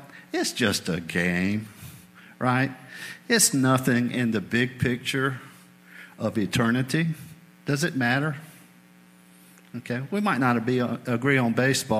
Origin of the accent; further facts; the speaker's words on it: New England, United States; moved away; I spent several years growing up in New England.